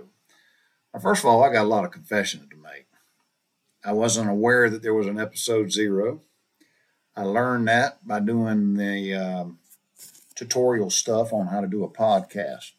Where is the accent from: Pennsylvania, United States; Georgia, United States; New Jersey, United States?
Georgia, United States; Butler; moved away as an adult; also born or lived in Macon, Georgia; I was raised in Butler, Georgia, small southern town.